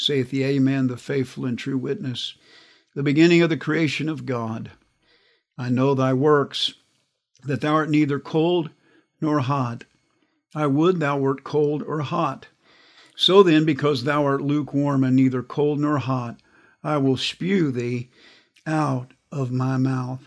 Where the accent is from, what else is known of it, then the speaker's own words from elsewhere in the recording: Kansas, United States; I grew up in Kansas.